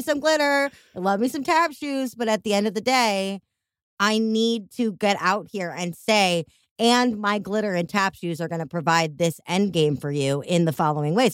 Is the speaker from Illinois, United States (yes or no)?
yes; Chicago, Illinois, United States; accent: Chicago; my Chicago accent